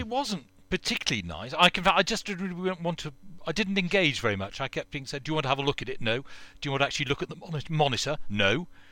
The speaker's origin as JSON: {"language": "English", "country": "United Kingdom", "said": "We're British."}